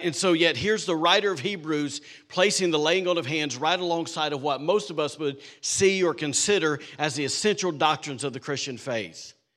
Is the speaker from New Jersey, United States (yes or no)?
no; Alabama, United States; now in Rockport, Maine, United States; I'm a redneck from Alabama